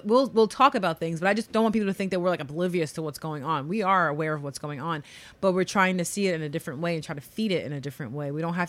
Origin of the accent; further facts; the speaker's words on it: New York, United States; I'm from New York. I can tell you stories.